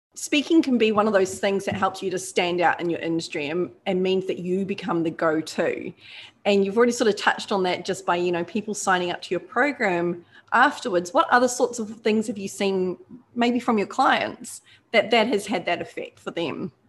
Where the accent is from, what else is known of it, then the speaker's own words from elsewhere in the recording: New Zealand; now in Australia; I'm a Kiwi, but, you know, I'm adopted by now.